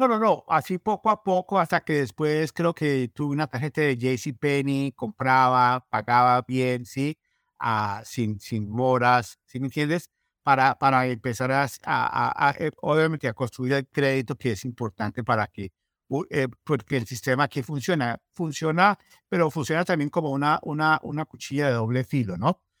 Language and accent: Spanish; Colombia; moved away as an adult; now in Minnesota, United States; yo soy colombiano